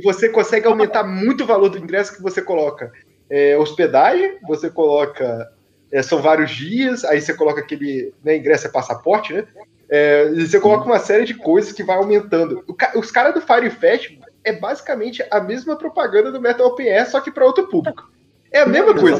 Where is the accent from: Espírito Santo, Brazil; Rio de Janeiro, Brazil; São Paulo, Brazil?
Espírito Santo, Brazil; eu sendo do Espírito Santo